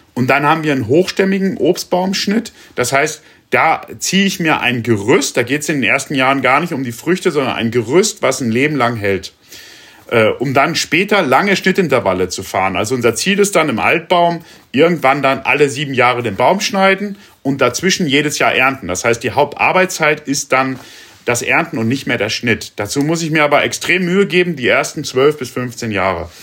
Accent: Rinteln, Lower Saxony, Germany; in der Stadt, wo ich groß geworden bin, in Rinteln

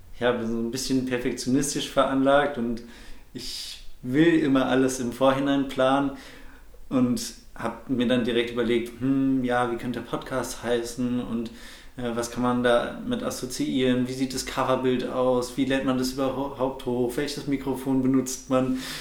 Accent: Bochum, North Rhine-Westphalia, Germany; also born or lived in Frankfurt; Ich bin in Frankfurt geboren, ähm, bin aber ja, relativ schnell mit ganz jungem Alter nach Bochum gekommen und dort auch komplett aufgewachsen

